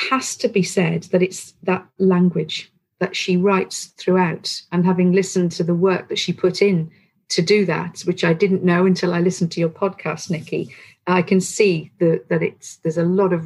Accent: North Wales, United Kingdom; I'm from North Wales

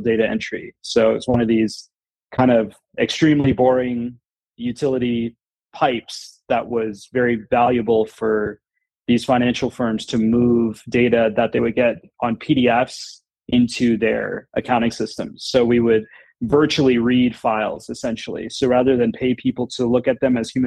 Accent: Florida, United States; moved away as an adult; also born or lived in San Francisco; It's a South Indian background, but I was born in Florida

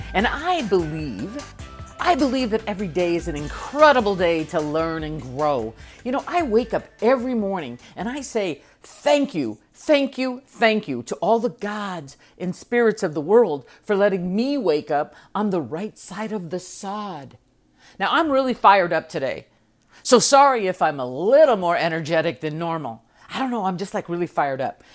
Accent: United States

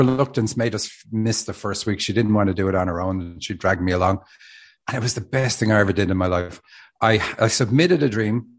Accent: Dublin, Leinster, Ireland; moved away as an adult; now in Seattle, United States; I live in Seattle. I'm from Dublin, Ireland. Moved to Seattle 10 years ago

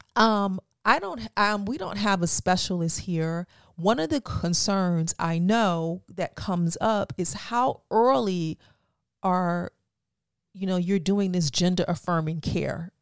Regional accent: Florida, United States; moved away; I'm from Florida

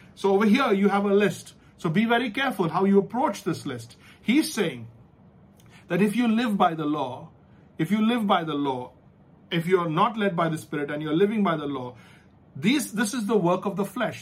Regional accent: India; we're from the Indian education system

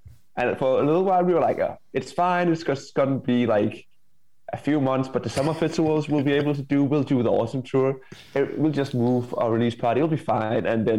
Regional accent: Denmark; Danish pop punk band

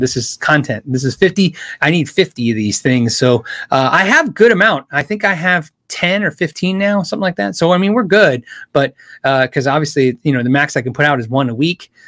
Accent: Tucson, Arizona, United States; moved away as an adult; I was a kid from Tucson

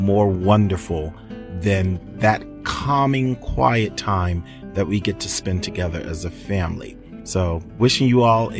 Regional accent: Philadelphia, Pennsylvania, United States; moved away as an adult; now in Marshall, United States; I am from Philadelphia originally, and I moved to Michigan in the late 90s

